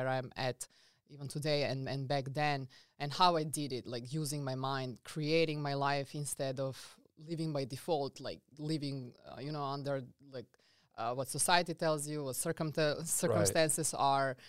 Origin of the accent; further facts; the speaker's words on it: Serbia; English is a second language; now in United States; So I come from a very small country. I'm coming from Serbia, as you can notice my accent. Funny fact about Serbia that I want to say is that Serbia is the smaller size than South Carolina